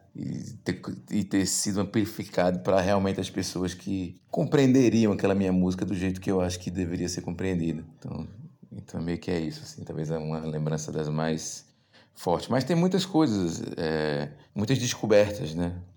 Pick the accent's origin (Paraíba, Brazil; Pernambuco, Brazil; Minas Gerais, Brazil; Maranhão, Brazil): Pernambuco, Brazil; Goiana; now in Recife, Brazil; nasci em Goiânia em 1977 e passei boa parte da minha vida aí na rua Cordeiro de Farias